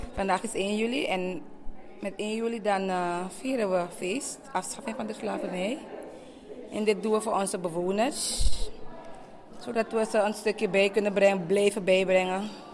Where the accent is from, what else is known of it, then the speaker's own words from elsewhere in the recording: Suriname; Ik ben zelf Surinaams, geboren getogen.